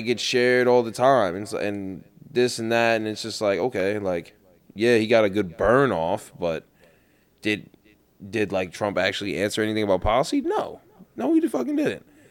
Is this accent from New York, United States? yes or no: yes; New York City, New York, United States; where I grew up in Queens